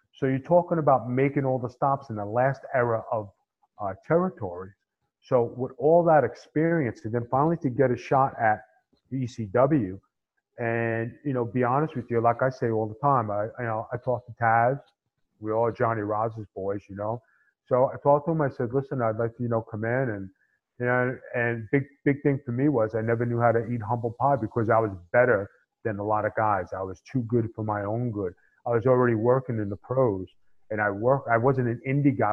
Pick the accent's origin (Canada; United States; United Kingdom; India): United States; New York City, New York; That fly Italian guy from SI.